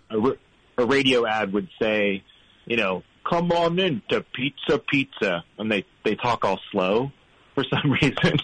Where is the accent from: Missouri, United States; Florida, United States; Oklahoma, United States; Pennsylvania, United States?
Florida, United States; St. Petersburg; moved away as an adult; now in Toronto, Canada; I'm originally from Florida, um, from St. Petersburg, Florida